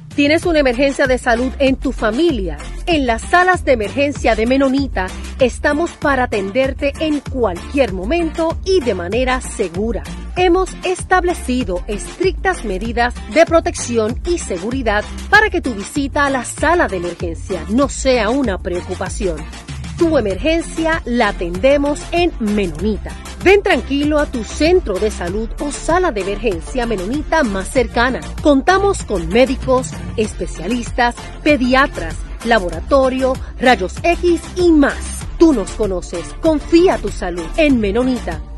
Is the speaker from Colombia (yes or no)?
no; Puerto Rico